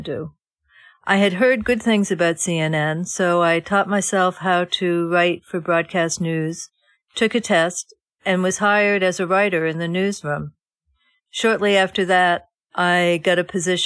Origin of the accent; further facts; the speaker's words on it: Connecticut, United States; I was born in Connecticut, and I was a child of the 1950s. Basically lived, you know, quiet life